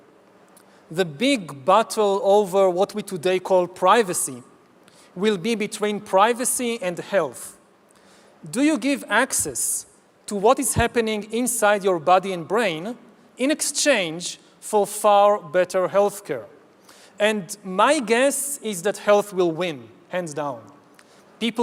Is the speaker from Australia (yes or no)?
no; Israel; my home country of Israel